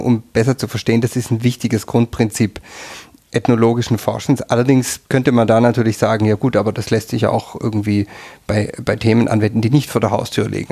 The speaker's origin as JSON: {"language": "German", "area": "near Tübingen", "region": "Baden-Württemberg", "country": "Germany", "tie": "born or raised there", "moved": "as an adult", "lives_now": "Tyrol, Austria", "said": "Ich bin in der Nähe von Tübingen aufgewachsen"}